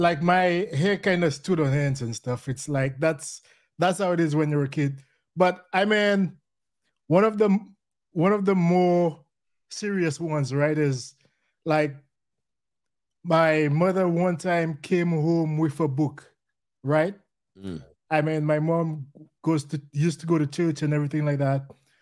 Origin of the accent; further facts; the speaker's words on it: St. Lucia; I'm from St. Lucia.